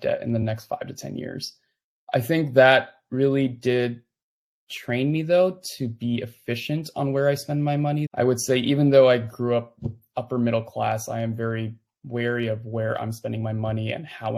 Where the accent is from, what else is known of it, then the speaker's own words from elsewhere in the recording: California, United States; moved away as an adult; now in Louisville, United States; I was born and raised in California for most of my life.